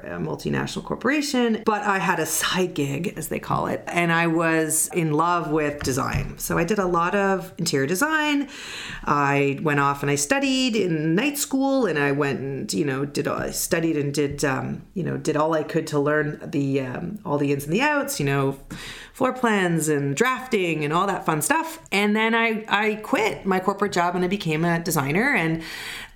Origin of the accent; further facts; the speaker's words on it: Canada; accent: Canadian; now in Toronto, Canada; I am a proud Canadian. I'm in Toronto